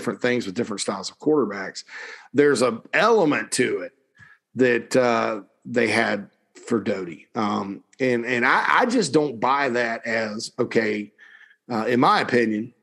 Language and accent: English; South Carolina, United States; also born or lived in Nashville / Atlanta; growing up in South Carolina